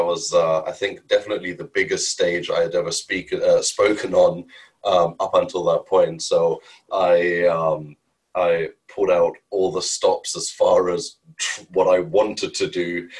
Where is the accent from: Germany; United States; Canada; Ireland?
Germany; moved away as an adult; also born or lived in India; Born and bred in Germany